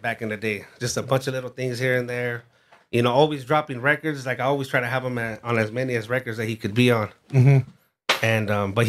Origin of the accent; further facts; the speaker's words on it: West Covina, California, United States; also born or lived in Los Angeles; I was raised in the Valle right there, West Covina area.